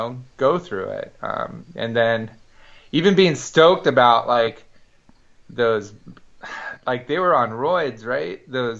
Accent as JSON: {"language": "English", "area": "Marin County", "region": "California", "country": "United States", "tie": "born or raised there", "said": "I was born in Lucas Valley, California. I'm born and raised in Marin County. And so I live, my family home is still maybe a 15-minute drive from Skywalker Ranch."}